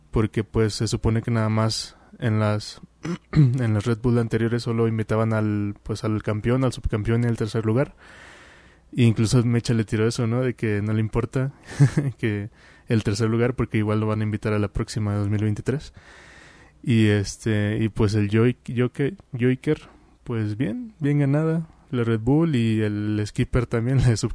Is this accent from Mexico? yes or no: yes; Mexico; siendo mexicano pues ahí van a estar presentes, más de un mexicano.